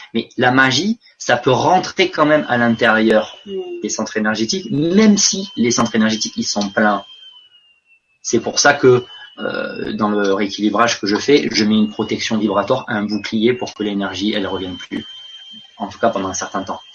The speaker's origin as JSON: {"language": "French", "country": "France", "moved": "yes", "said": "j'étais français à l'étranger"}